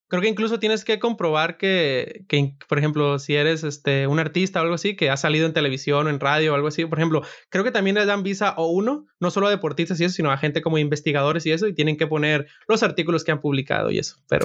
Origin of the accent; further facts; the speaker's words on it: Sinaloa, Mexico; moved away as an adult; now in United States; yo soy de Sinaloa